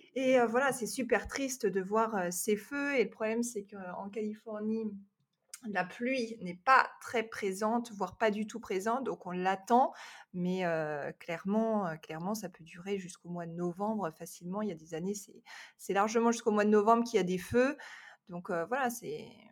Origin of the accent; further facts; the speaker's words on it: France; moved away as an adult; also born or lived in Los Angeles area, United States; now in Los Angeles, United States; je suis française, française